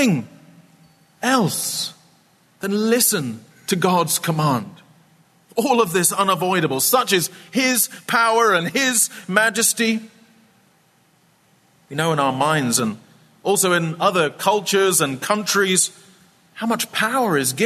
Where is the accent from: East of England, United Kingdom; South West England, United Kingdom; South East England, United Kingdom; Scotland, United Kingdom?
Scotland, United Kingdom; I grew up in a famously wet place. I'm from Scotland